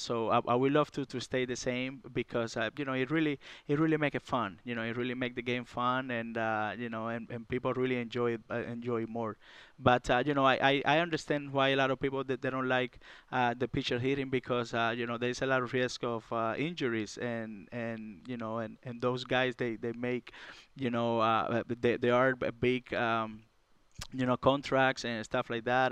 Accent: Cuba; moved away; I came from Cuba, and, uh, it was very tough for me down there in Cuba

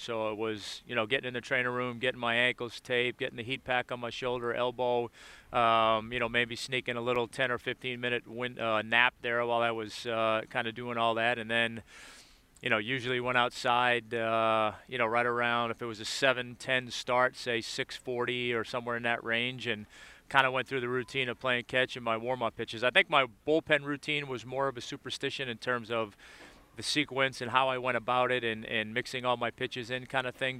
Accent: Boston, Massachusetts, United States; being from Boston, I wanted to play for the Red Sox or the Bruins

